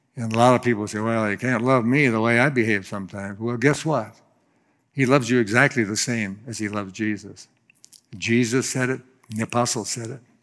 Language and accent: English; Florida, United States; I'm from Florida